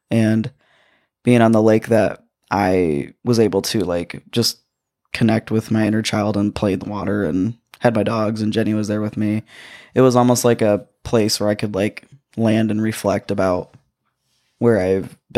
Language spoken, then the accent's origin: English; Muskegon, Michigan, United States; moved away; my hometown where I was born. And which is Muskegon